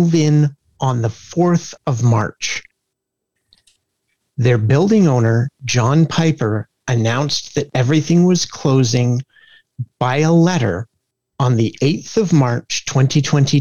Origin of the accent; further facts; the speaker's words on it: Kincardine, Ontario, Canada; my hometown